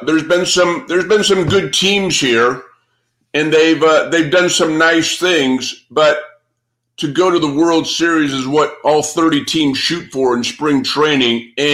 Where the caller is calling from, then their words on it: Arizona, United States; Yeah. I'm speaking from Arizona.